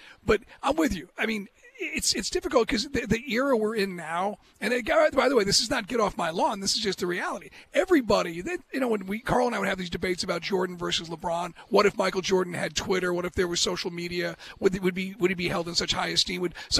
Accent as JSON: {"language": "English", "country": "Ireland", "said": "As an Irish guy, you know, we all have our dreams."}